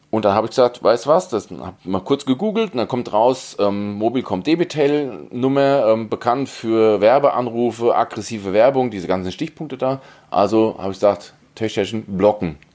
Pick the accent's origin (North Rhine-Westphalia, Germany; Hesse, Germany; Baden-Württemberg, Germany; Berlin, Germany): Hesse, Germany; da fällt man als Hesse dran vorbei.